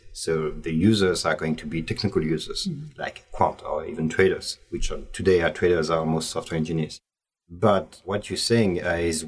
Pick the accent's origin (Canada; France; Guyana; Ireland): France; Paris, Île-de-France; I was born in Paris